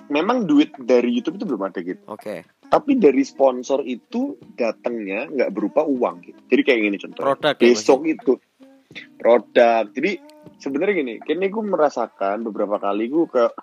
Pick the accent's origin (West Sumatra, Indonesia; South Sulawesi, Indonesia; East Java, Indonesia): East Java, Indonesia; Surabaya; terus karena kita ini kan orang Surabaya gitu ya